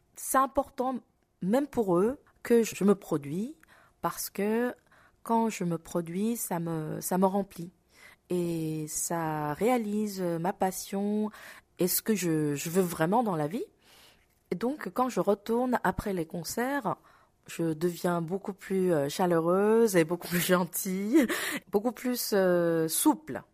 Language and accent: French; South Korea; French is a second language; moved away as an adult; now in Paris, France; je suis loin de mon pays natal et loin de mes proches, ça me renforce euh, mon identité euh, d'être coréenne.